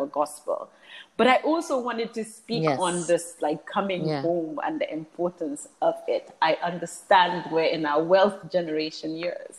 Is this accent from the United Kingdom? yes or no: yes; England, United Kingdom; now in The Gambia; I was born in England, one of the things that, so I have an EU passport, but one of the things, and I lived in England for 13 years, I never felt English